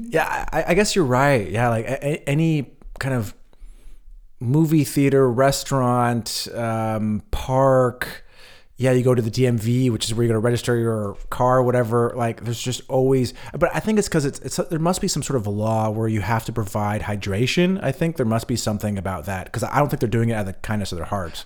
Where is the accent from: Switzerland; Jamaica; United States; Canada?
United States; California; now in Berlin, Germany; where I grew up in California